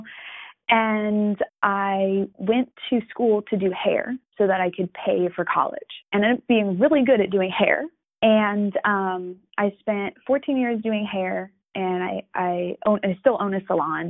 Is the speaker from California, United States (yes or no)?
no; New York, United States; now in Florida, United States; I am from New York originally. I am currently living in Florida